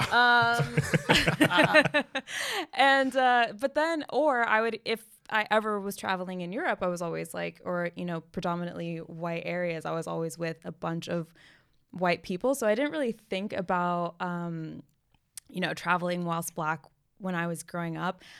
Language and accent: English; United States; being American